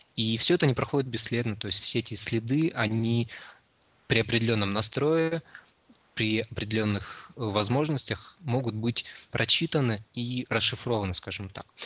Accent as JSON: {"language": "Russian", "town": "Krasnoyarsk", "region": "Krasnoyarsk Krai", "country": "Russia", "tie": "born or raised there", "moved": "as an adult", "lives_now": "Saint Petersburg, Russia", "said": "я родился в Петербурге, но мои родители, когда мне было еще совсем немного лет, они переехали в Красноярск. И, собственно, вырос я там."}